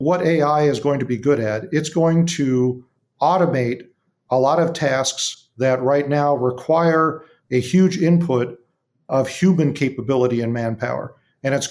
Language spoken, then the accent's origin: English; Big Bear Lake, California, United States; my hometown of Big Bear Lake